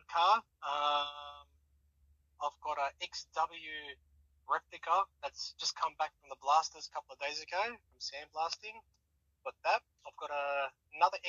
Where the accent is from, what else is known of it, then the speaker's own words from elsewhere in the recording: Sydney, New South Wales, Australia; now in Wollongong, Australia; I grew up in Sydney